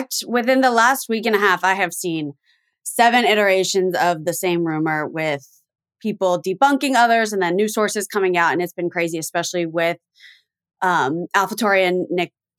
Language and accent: English; Miami, Florida, United States; I grew up in Miami, born and raised